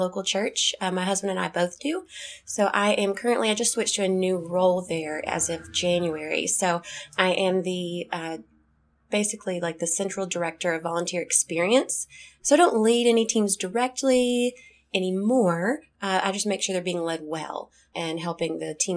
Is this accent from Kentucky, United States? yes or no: yes; Kentucky, United States; I am from Kentucky